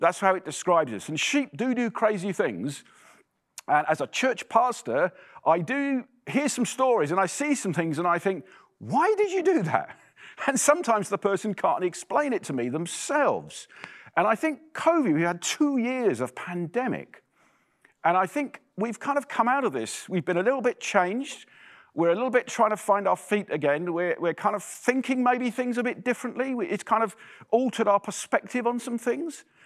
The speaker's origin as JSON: {"language": "English", "region": "England", "country": "United Kingdom", "accent": "English", "moved": "as an adult", "lives_now": "Ottawa, Canada", "said": "you'll tell from my accent that I'm English"}